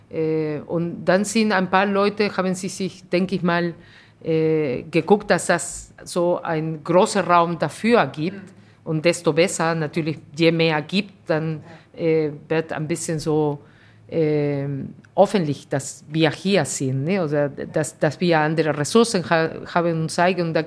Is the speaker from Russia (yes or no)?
no; Peru; now in Germany; Ich bin Peruanerin, aber ich bin Deutsche und ich bin alles.